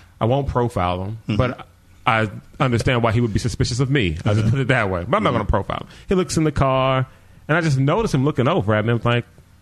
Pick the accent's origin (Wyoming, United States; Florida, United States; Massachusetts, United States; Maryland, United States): Maryland, United States; I'm from Maryland